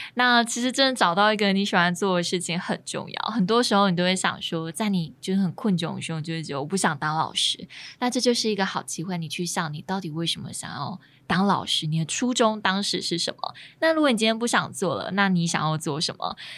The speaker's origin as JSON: {"language": "Chinese", "region": "Chiayi", "country": "Taiwan", "said": "自己身为嘉义人，应该要讲点闽南语吧"}